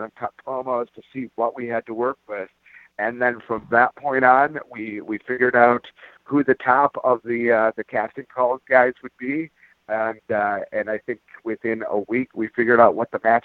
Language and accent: English; Detroit, Michigan, United States; also born or lived in Florida; now in Pacific Northwest, United States; I grew up in Detroit. I was a loudmouth, long-haired, white kid who grew up in Detroit